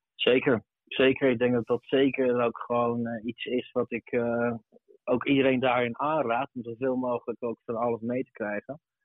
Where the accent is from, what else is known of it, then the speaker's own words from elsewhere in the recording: Arnhem, Gelderland, Netherlands; kom ik zelf oorspronkelijk uit Arnhem. Ehm, daarin zat ik op de basisschool